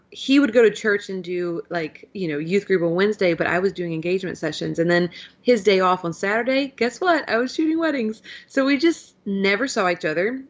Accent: Virginia, United States; also born or lived in Louisville, Kentucky; I'm not technically, you know, born and raised in Virginia. We moved here, um, when I was probably sixteen months old

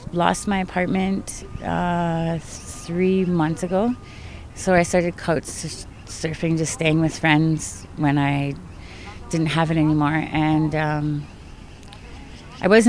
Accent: Lloydminster, Alberta, Canada; also born or lived in Onion Lake; now in Edmonton, Canada; where I was raised in Lloydminster with my mom as a single parent

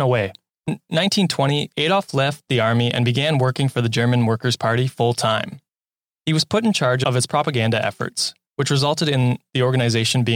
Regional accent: Canada; As a Canadian

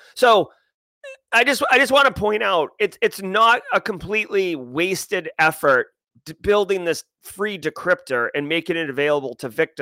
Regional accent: Boston, Massachusetts, United States; I'm from the Boston area

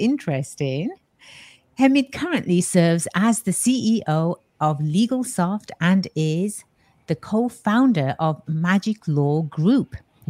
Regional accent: England, United Kingdom; also born or lived in Bay Area, California; now in United States; I come from the Bay, well, with the accent, right? Born and raised in England. When I first came out to the States, it was in California. It was in the Bay Area.

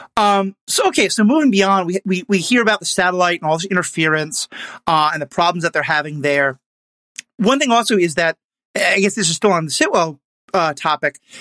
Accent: New York City, New York, United States; That's my hometown as well.

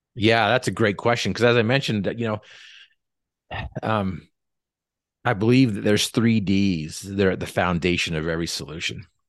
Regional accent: North Logan, Utah, United States; We grew up in North Logan

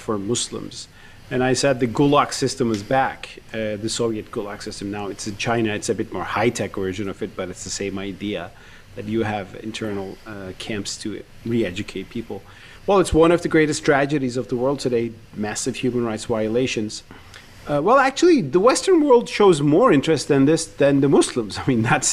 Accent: Turkey; I grew up in Turkey with the Uyghur cause

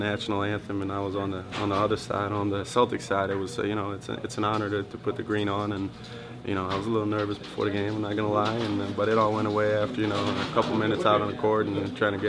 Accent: Sweden; moved away; I'm from Sweden

